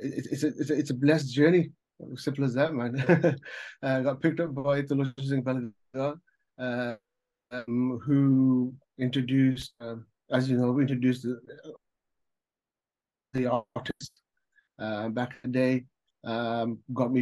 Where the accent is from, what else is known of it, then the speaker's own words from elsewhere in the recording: Birmingham, West Midlands, United Kingdom; now in Canada; I was born in Hansworth, right? One of my first things was that in school, there's a school called Welford School, Welford Primary School behind Soho or Godwood, kind of thing. So I grew up going there.